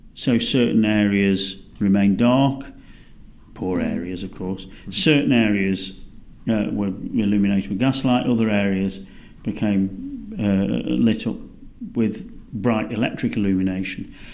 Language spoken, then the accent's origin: English; United Kingdom; moved away as an adult; now in Melbourne, Australia; as a British person